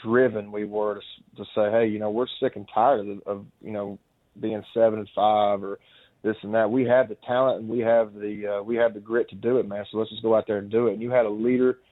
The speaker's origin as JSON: {"language": "English", "region": "Kentucky", "country": "United States", "said": "I'm from Kentucky, so I've always rooted for every SEC team"}